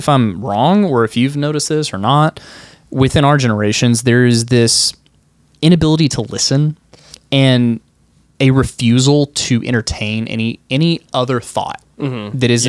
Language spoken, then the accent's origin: English; United States; Truly, I feel blessed to be an American.